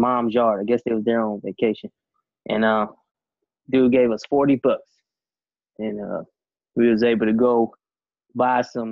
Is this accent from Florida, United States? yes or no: yes; Pensacola, Florida, United States; also born or lived in Portsmouth, Virginia; And then my dad ended up getting orders to Pensacola, Florida. And that's where I ended up spending the rest of my time.